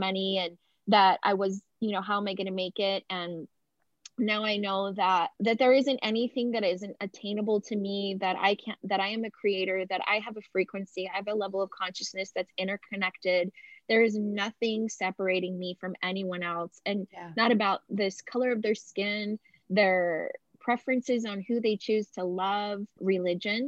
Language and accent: English; Las Vegas, Nevada, United States; moved away; also born or lived in San Francisco; I grew up in Las Vegas